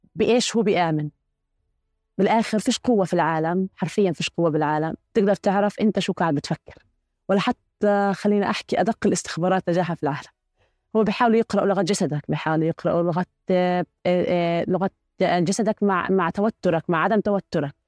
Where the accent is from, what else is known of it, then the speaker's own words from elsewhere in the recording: Palestine; إحنا فلسطينيين